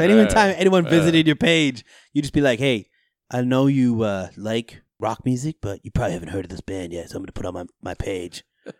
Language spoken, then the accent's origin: English; Rockland, Massachusetts, United States; I am from Rockland. I'm going to Springfield College. I'm going to be a freshman.